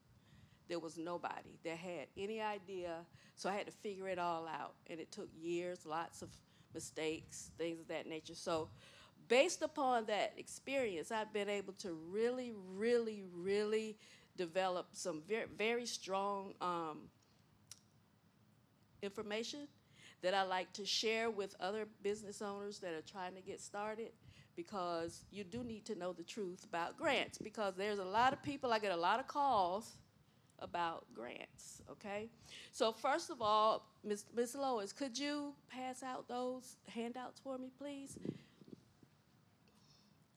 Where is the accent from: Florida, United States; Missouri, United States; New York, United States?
Florida, United States; Gifford; moved away as an adult; also born or lived in Miami, Florida; I was born and raised in Gifford, Florida.